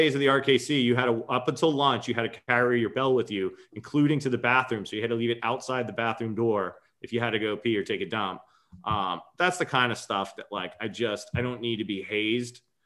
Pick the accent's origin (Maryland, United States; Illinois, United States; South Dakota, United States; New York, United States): New York, United States; Long Island; I'm a native New Yorker. I grew up in Long Island